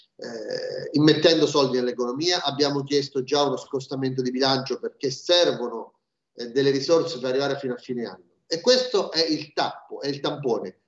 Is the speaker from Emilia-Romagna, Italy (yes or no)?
no; Marche, Italy; Io sono marchigiano